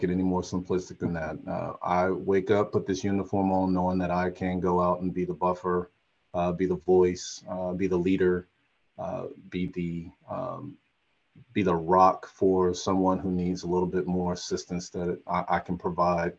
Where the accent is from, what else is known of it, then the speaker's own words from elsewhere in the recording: Chattanooga, Tennessee, United States; moved away; I am from Chattanooga, Tennessee, just 4 hours up the road